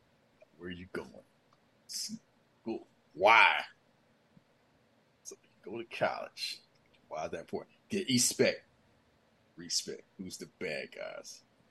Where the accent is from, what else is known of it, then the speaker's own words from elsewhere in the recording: Philadelphia, Pennsylvania, United States; I grew up in Philly.